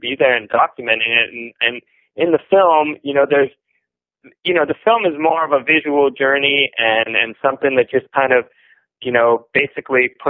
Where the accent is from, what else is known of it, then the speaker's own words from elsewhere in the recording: Los Angeles, California, United States; I come from Los Angeles, California